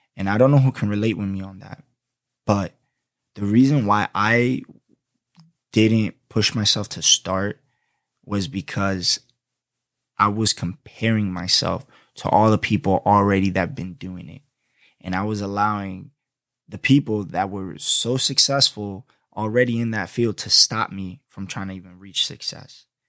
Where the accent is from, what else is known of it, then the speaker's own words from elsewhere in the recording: Florida, United States; accent: New York; also born or lived in Boston, Massachusetts; I went to high school, elementary, and middle school down here in Florida most of my life. I'm a Florida boy.